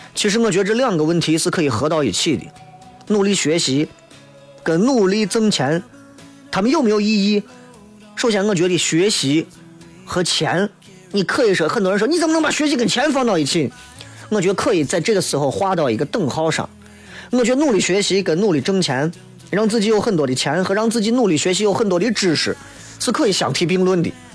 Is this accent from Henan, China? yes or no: no; Xi'an, Shaanxi, China; 我们西安人会非常喜欢它，就是我们就算在到外头，我们会惦记它